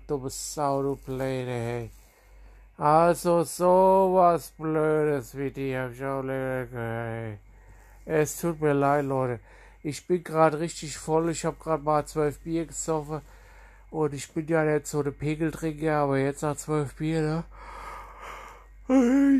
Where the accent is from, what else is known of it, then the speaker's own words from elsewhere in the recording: Germany; ich bin aufgewachsen in Sprettling an der Trinkhall und an der, an der Sprettlinger Landstraße in Sprettling